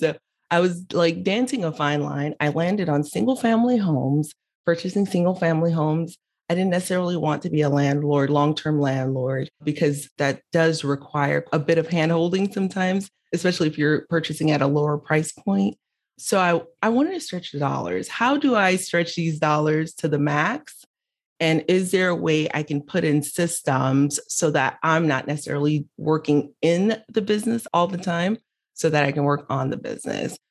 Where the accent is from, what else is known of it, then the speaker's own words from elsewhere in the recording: Miami, Florida, United States; also born or lived in Haiti; I was born in Haiti, raised in Miami